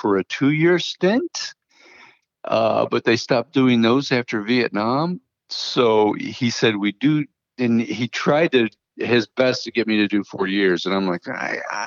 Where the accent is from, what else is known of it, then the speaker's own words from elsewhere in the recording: Grafton, Ohio, United States; also born or lived in Cleveland, Ohio; I grew up in Northern Ohio. I was born in Cleveland, and I stayed there until the third grade, and then we moved out to the suburbs in the middle of nowhere in Grafton, Ohio